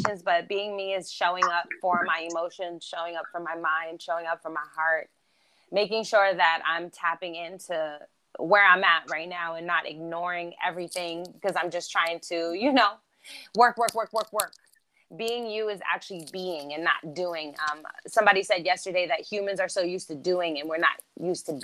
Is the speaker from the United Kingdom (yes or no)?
no; Germany; accent: East Coast; first language German; English is a second language; also born or lived in New York; now in Los Angeles, United States; I live in Los Angeles now. Thank you, by the way. I was born in Germany. So German is my first language